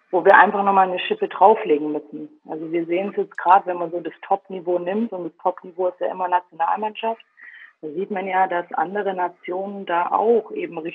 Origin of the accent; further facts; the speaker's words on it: Baden-Württemberg, Germany; Also ich, ich komme aus dem Schwabenland, ähm, habe da angefangen Fußball zu spielen, damals beim SV Poltring und SV Unterjesing bei den Mädels dann, ehe es dann mich nach äh, Sindelfingen gezogen hat.